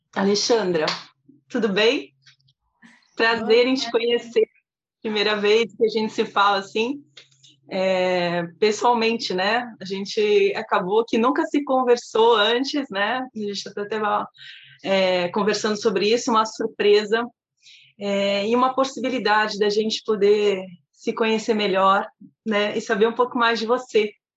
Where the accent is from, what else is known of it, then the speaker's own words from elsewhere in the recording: Santos, São Paulo, Brazil; Eu sou de Santos, São Paulo.